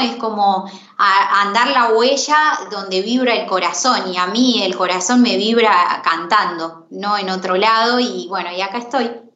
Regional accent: La Pampa, Argentina; moved away as an adult; now in Córdoba, Argentina; me crié en esa mezcolanza de, bueno, de música argentina y a los ocho años empecé a cantar. Y empecé a cantar, bueno, la típica, viste, en los actos de la escuela, que las maestras, los amiguitos, eh, ahí te invitan a cantar. Y bueno, y así empecé en las peñas también, allá en La Pampa

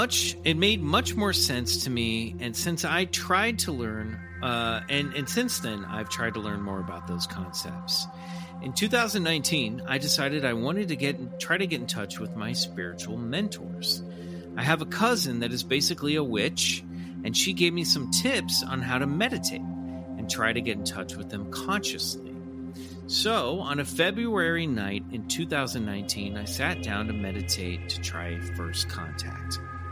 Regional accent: Brazil; English is a second language; moved away as an adult; now in United States; I am originally from Brazil, and I have been living in North Carolina for the last 5 years.

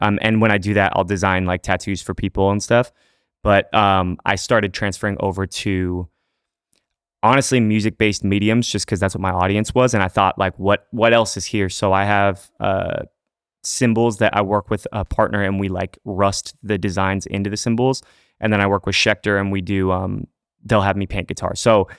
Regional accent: Fullerton, California, United States; born or raised there

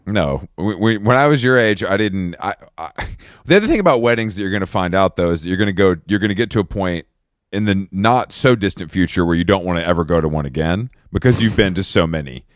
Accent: the South, United States; also born or lived in Atlanta; I'm from the South, um, originally

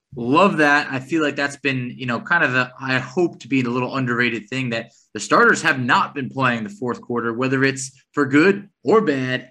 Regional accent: New York, United States; growing up in New York

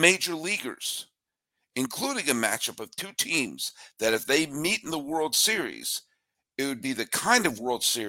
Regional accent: near the University of Connecticut, United States; I was born near the University of Connecticut

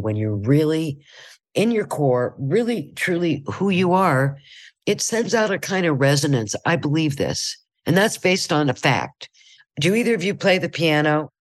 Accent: Ohio, United States; moved away; I'm from Ohio

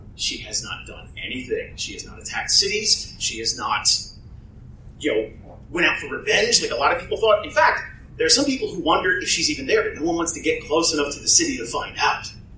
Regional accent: New Jersey, United States; I come from New Jersey

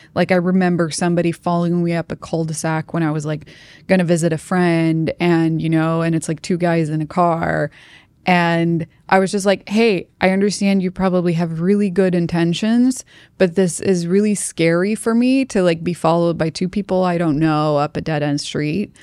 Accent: Sweden; moved away as an adult; I'm from Sweden

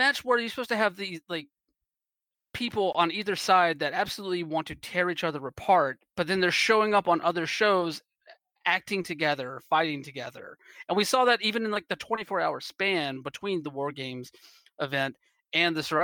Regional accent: East Coast, United States; moved away as an adult; now in West Coast, United States; I'm originally from the East Coast. And so I'm still getting used to the West Coast in some ways, even though I've been out here for like a handful of years at this point

